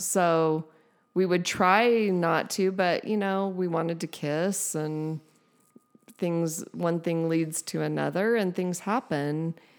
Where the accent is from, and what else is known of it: San Diego, California, United States; born or raised there